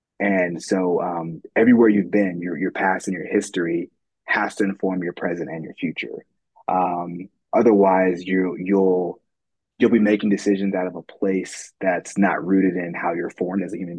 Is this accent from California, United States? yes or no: yes; California, United States; I grew up in California, but we kind of moved around.